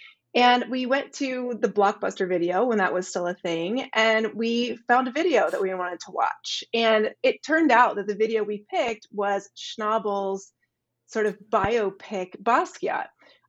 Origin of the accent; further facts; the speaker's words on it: Nashville, Tennessee, United States; So I was born and raised in Nashville, Tennessee. which was not, at the moment when I was there, necessarily a big art town.